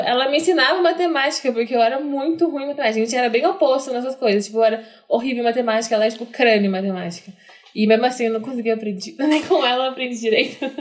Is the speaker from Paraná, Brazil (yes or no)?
yes; Maringá, Paraná, Brazil; now in Curitiba, Brazil; a gente vem de Maringá, que é cidade bem cheia de japonês